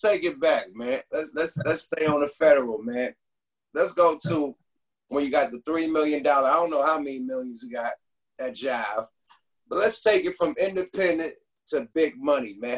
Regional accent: the Ville, California, United States; I'm from the Ville

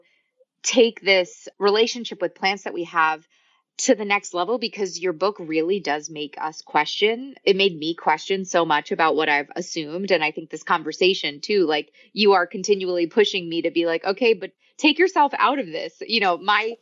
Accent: New York, United States; I grew up in New York

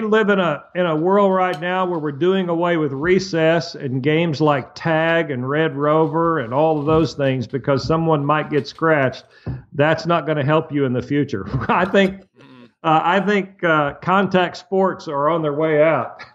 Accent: Muskogee, Oklahoma, United States; When I was a little bitty boy growing up in Muskogee, Oklahoma, broke

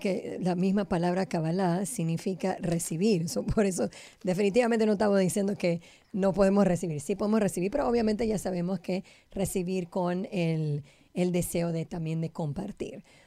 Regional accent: Panama; yo soy panameña

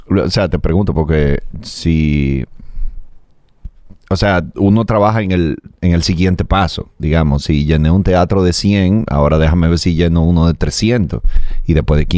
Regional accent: Dominican Republic

